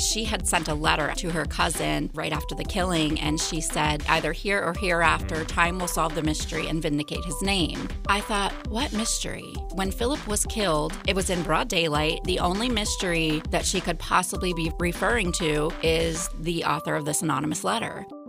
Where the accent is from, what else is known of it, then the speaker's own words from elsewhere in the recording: Pittsburgh, Pennsylvania, United States; also born or lived in Montgomery County, Maryland / Brunswick, Maryland; now in Frederick, United States; I'm from Pittsburgh, was born and raised